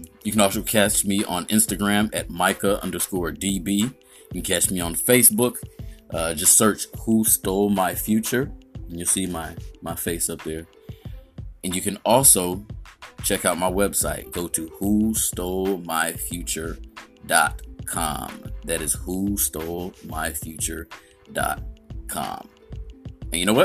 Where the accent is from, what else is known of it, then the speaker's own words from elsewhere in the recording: Indiana, United States; now in Florida, United States; I'm originally from Indiana